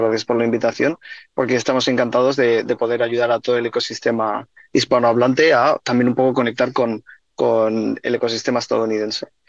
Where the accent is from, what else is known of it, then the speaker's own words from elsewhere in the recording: Spain; now in United States; somos los dos somos de España